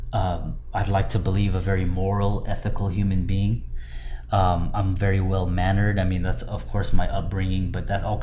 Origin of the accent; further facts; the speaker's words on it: West Coast, United States; I'm from the West Coast